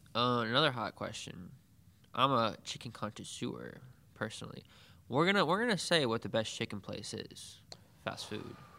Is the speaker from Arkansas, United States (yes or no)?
yes; Pine Bluff, Arkansas, United States; now in Jonesboro, United States; my hometown in Pine Bluff